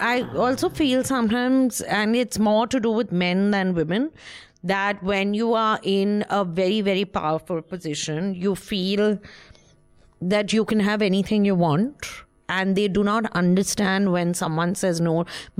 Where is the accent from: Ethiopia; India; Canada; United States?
India; Only at Tata Sky. Tata Sky. Because I'm Indian.